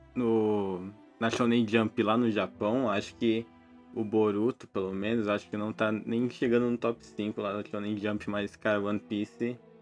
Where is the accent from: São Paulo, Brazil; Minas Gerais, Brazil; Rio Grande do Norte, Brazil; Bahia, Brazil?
São Paulo, Brazil; Eu sou de São Paulo